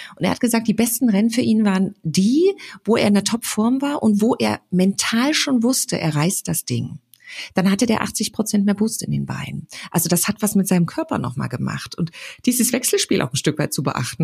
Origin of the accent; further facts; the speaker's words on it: Frankfurt, Hesse, Germany; ich komme ja aus Frankfurt